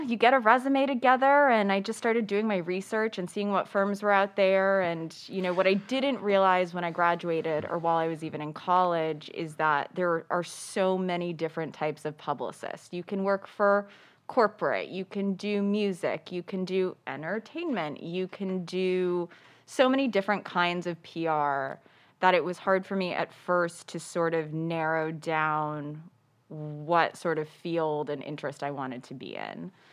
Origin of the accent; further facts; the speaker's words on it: Los Angeles, California, United States; I grew up in L A, born and raised.